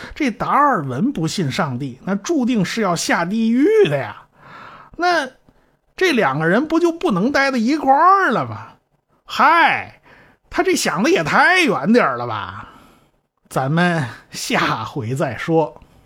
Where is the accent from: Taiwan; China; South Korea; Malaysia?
China; 我们中国人